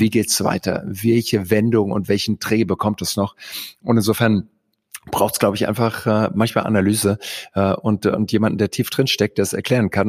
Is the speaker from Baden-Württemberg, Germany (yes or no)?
yes; Heidelberg, Baden-Württemberg, Germany; moved away as an adult; also born or lived in Greenville, South Carolina, United States; ich bin in Heidelberg aufgewachsen